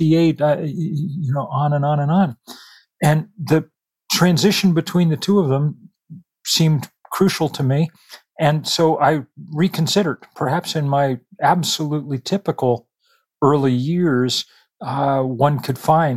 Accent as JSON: {"language": "English", "country": "United States", "tie": "born or raised there", "said": "I came of age in probably the easiest possible moment in the easiest possible place, right as American suburban prosperity was cresting in the late 60s and the 1970s"}